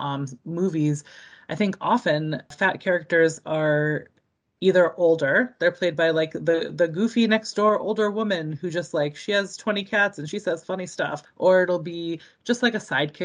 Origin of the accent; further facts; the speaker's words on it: Boston, Massachusetts, United States; also born or lived in Baltimore, Maryland; I'm from the Boston area. Grew up here, was born in the area.